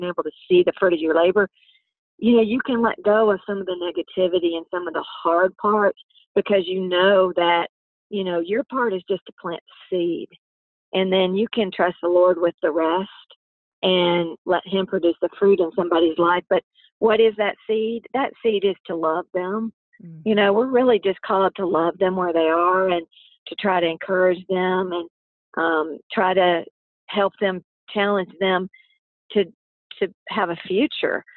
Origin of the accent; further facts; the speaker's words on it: Nashville, Tennessee, United States; My family was born and raised in Nashville. We've been in Nashville several generations